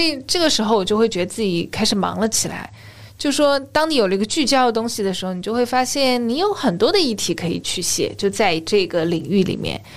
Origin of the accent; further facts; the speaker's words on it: China; 我们中国人对悠闲的一个态度